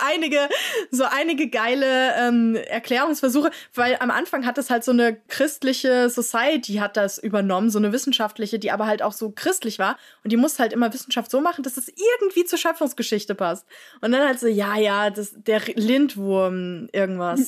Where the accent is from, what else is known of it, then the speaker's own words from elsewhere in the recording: Frankfurt, Hesse, Germany; ich bin ja in Frankfurt aufgewachsen